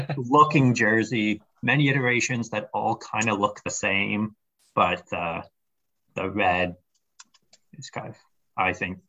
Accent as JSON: {"language": "English", "country": "Canada", "said": "as a Canadian"}